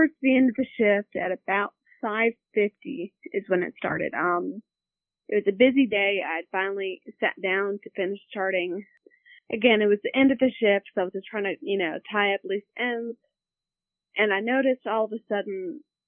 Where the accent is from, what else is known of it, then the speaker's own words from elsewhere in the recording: Virginia Beach, Virginia, United States; moved away as an adult; now in Roanoke, United States; I grew up in the Virginia Beach area, but now live in Roanoke